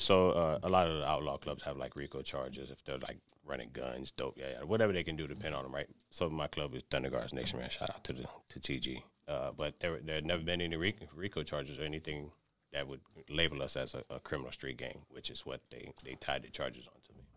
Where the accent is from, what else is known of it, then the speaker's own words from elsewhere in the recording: Miami, Florida, United States; born and raised in Miami, Florida